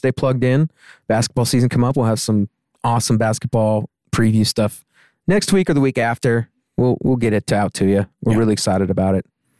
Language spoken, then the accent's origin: English; Tucson, Arizona, United States; moved away; I grew up in Tucson